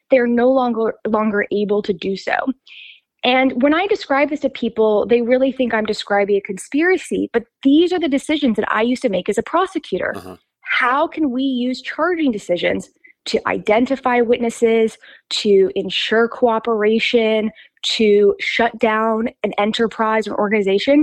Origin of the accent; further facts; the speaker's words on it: Atlanta, Georgia, United States; I was born and raised in Atlanta